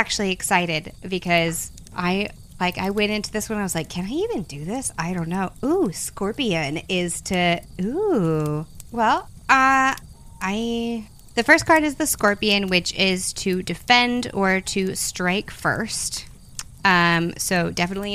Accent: the South, United States; I'm from the South

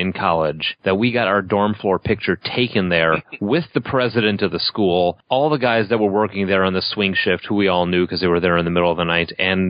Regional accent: Chicago, Illinois, United States; I grew up like in Chicago proper, like right off of Milwaukee Avenue.

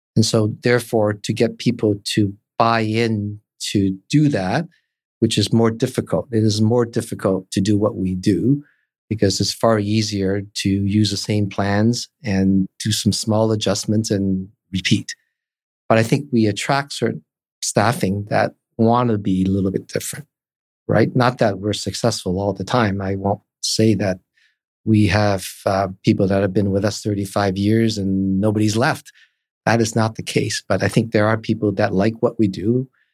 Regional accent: Toronto, Ontario, Canada; moved away as an adult; also born or lived in Hong Kong; now in Vancouver, Canada; I started off in Toronto, grew up there, went to high school

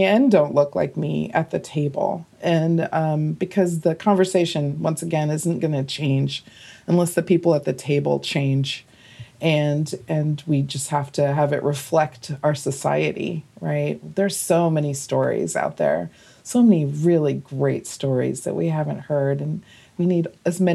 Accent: North Carolina, United States; moved away; also born or lived in New York; North Carolina

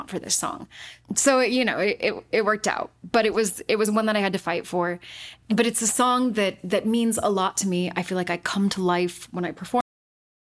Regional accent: Utah, United States; I was born and raised in Utah, and I was not raised Mormon

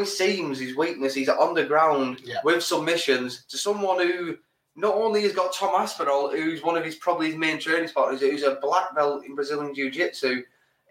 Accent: England, United Kingdom; We're English

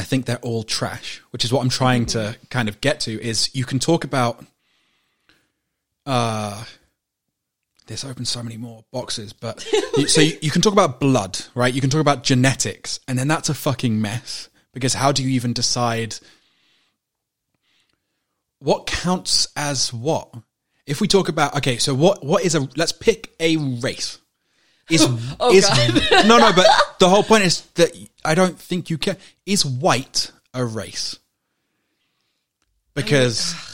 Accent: London, United Kingdom

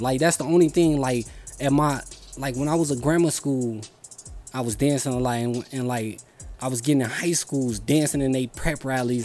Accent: Chicago, Illinois, United States; I was born in Humboldt Park

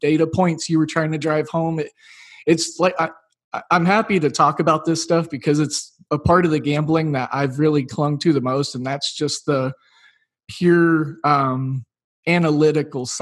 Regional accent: Oklahoma, United States; I grew up in Oklahoma.

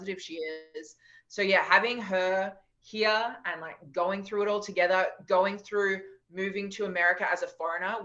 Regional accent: Australia; we're Australian and we're tall and we have black hair

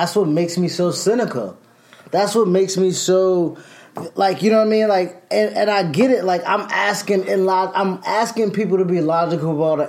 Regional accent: Alabama, United States; He's Texas. I'm from Alabama.

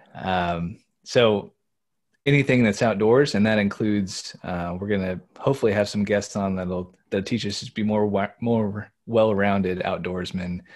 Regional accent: Indiana, United States; moved away as an adult; now in Pennsylvania, United States; we grew up in Indiana

